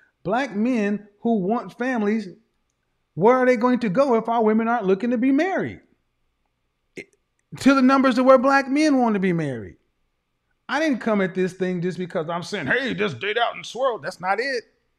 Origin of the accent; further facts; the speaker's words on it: the Bible Belt, United States; I come from the Bible Belt, where more people talk about the Bible who ain't living it.